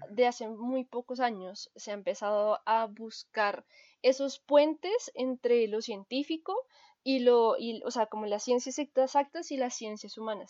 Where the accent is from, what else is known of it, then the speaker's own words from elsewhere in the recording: Colombia; nosotros como colombianos